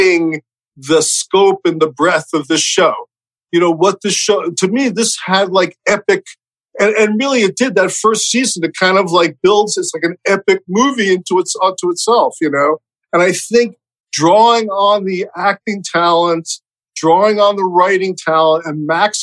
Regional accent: New York City, New York, United States; growing up in Brooklyn

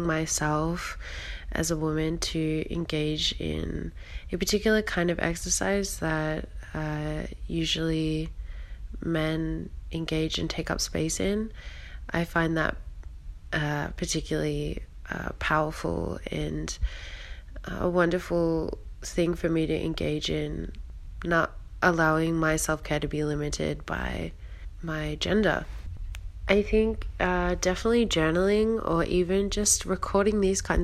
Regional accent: Australia; I am from Australia

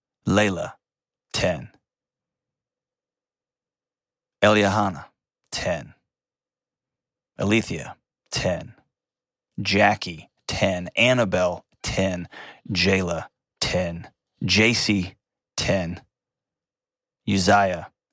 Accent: Texas, United States; moved away; I'm from Texas. It's my hometown. It's a home state. Not my hometown, but it's my home state.

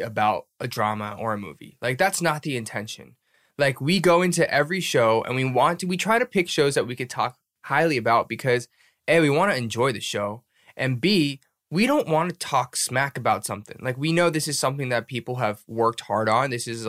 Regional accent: United States; as an American

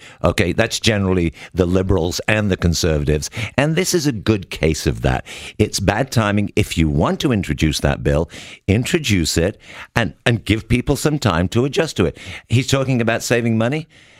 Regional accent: Oakville, Ontario, Canada; I'm from Oakville.

